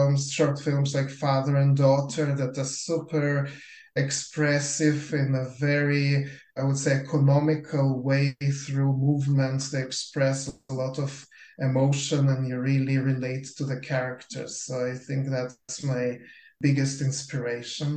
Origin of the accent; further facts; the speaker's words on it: Lithuania; moved away; I was born in Lithuania, so we grew up on a very different type of animation than North American kids